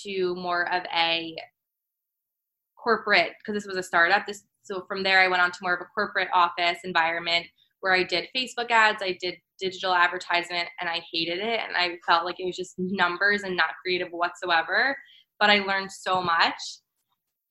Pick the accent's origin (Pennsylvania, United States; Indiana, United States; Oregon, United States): Pennsylvania, United States; outside of Philadelphia; moved away as an adult; also born or lived in Maryland; now in New York City, United States; I'm originally from Pennsylvania, from outside of Philly